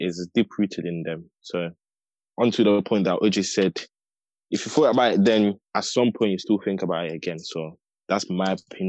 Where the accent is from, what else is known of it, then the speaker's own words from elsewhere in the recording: Italy; now in United Kingdom; I grew up in Italy, then I came over here